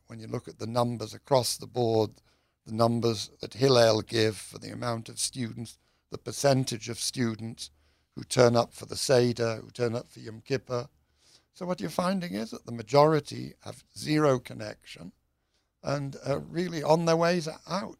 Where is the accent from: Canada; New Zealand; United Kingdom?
United Kingdom; moved away; I'm British.